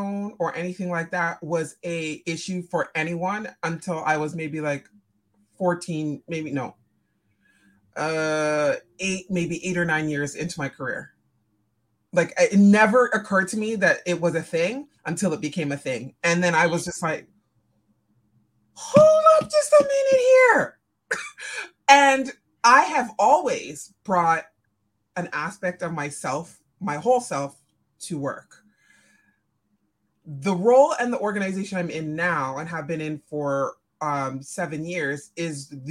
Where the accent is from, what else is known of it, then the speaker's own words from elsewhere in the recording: Canada; I'm Jamaican. So, and Canadian. So first generation Canadian born here